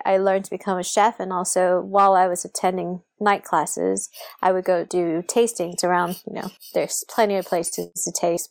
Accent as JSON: {"language": "English", "country": "Saudi Arabia", "tie": "born or raised there", "said": "I always tell people this little story about, I grew up in Saudi Arabia where alcohol is illegal."}